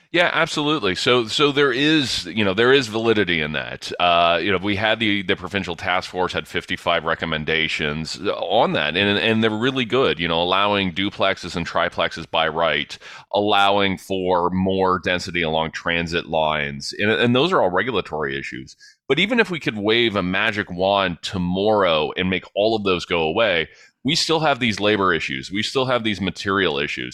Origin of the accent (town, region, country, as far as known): London, Ontario, Canada; born or raised there